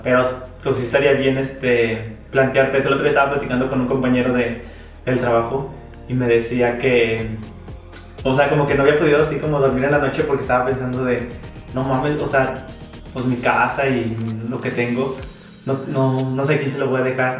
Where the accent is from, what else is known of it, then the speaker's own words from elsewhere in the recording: Mexico; somos mexicanos